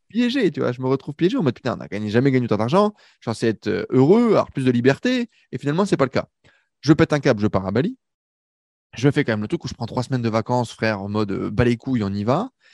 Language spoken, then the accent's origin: French; Valenciennes, Hauts-de-France, France; moved away as an adult; now in Paris, France; je quitte ma petite banlieue du nord de la France